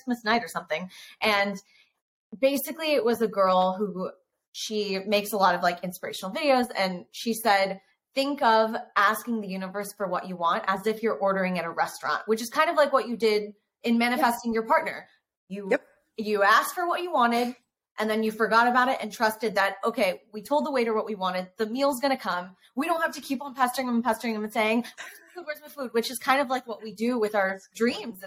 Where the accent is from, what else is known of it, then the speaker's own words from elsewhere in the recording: Livermore, California, United States; now in New York, United States; I grew up in Livermore, which is in the Bay Area